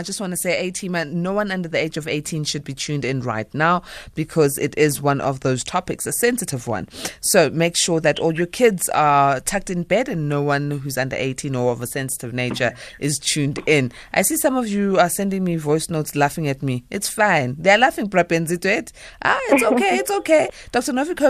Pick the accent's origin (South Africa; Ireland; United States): South Africa; first language Zulu; English is a second language; I am Zulu, unfortunately. English is not my mother tongue